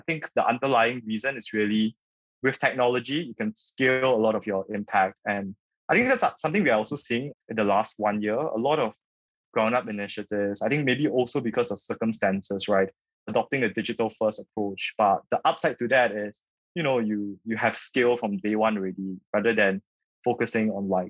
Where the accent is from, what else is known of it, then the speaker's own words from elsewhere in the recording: Singapore; born and raised in Singapore